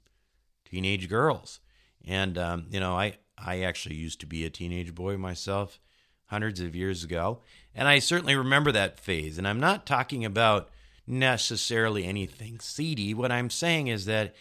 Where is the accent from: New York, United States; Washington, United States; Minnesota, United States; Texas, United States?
Minnesota, United States; When I was a kid growing up in Minnesota